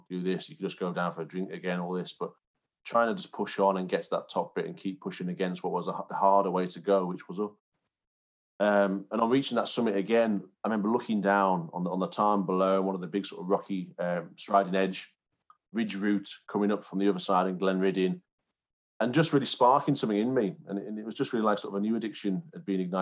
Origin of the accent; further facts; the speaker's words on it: Cumbria, North West England, United Kingdom; also born or lived in York; I grew up in Cumbria, so quite a rural area, and very close to the Lake District.